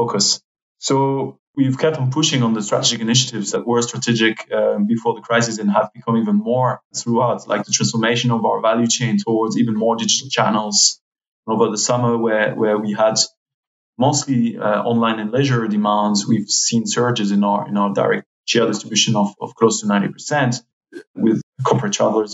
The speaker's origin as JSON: {"language": "English", "country": "France", "moved": "yes", "lives_now": "Switzerland", "said": "my home country, France"}